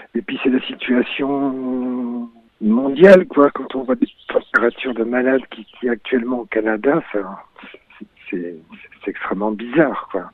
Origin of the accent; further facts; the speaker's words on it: Brest, Brittany, France; moved away as an adult; also born or lived in Réunion; je suis parti de Brest